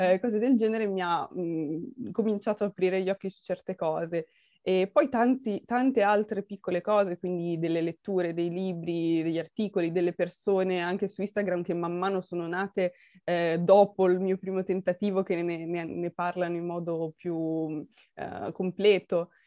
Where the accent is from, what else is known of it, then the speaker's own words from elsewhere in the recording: Milan, Lombardy, Italy; io sono milanese, quindi sono, sono un po' imbruttita, sono un po' la cittadina